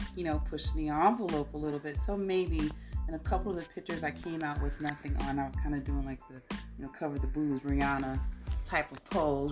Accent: Chicago, Illinois, United States; moved away; also born or lived in Nigeria; I'm from Chicago.

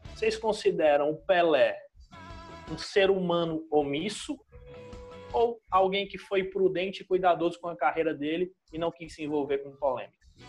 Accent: Brazil; a gente, como brasileiro

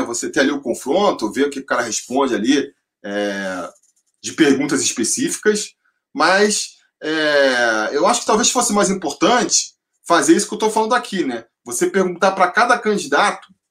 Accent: Rio de Janeiro, Brazil; moved away as an adult; now in São Paulo, Brazil; eu nasci sou carioca, e até os 30 anos de idade, mais ou menos, eu morei no Rio de Janeiro

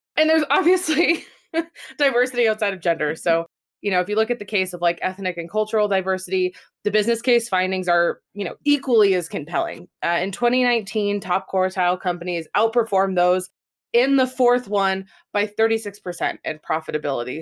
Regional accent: United States; as an American

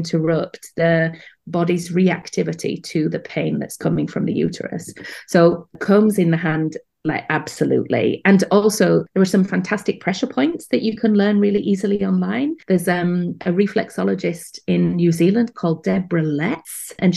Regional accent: United Kingdom; accent: British; moved away as an adult; now in Amsterdam, Netherlands; my accent betrays the fact that I'm British

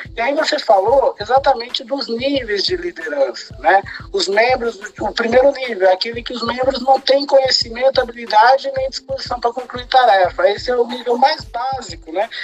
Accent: Sorocaba, São Paulo, Brazil; now in Santos, Brazil; eu nasci em Sorocaba, né? E agora eu, eu vivo em Santos

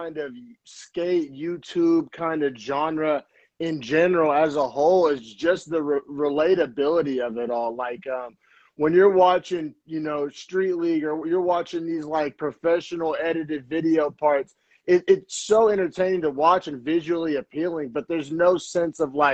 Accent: Norman, Oklahoma, United States; moved away as an adult; now in Bay Area, United States; I'm originally from Norman, Oklahoma

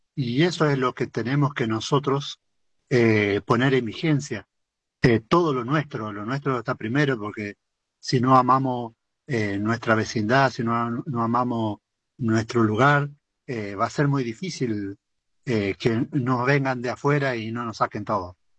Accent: Argentina

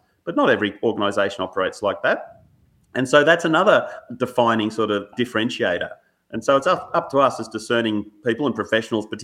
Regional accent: Australia; growing up in Australia, particularly in the 70s and 80s and 90s, you know, like that formative years

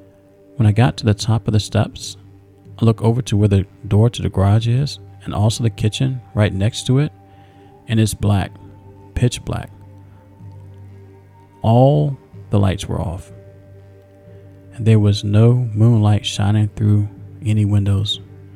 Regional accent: Iowa, United States; I am from Iowa, and the winters here get cold at night.

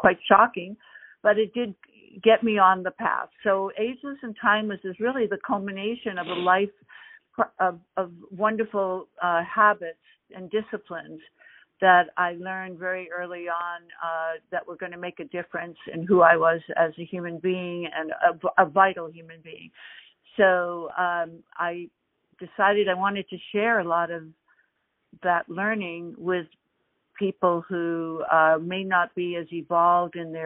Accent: Boston, Massachusetts, United States; moved away as an adult; now in California, United States; I am a Boston girl

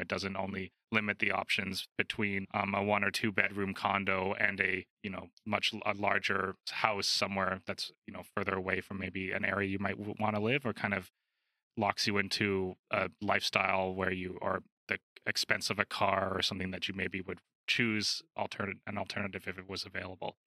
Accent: Calgary, Alberta, Canada; growing up in Alberta

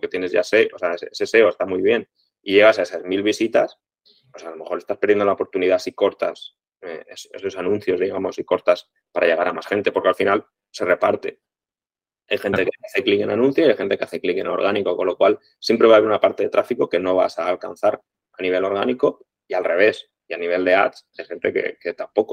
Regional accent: Crevillent, Valencian Community, Spain; somos de Crevillén, somos de la ciudad de la alfombra, lo llevamos en el ADN

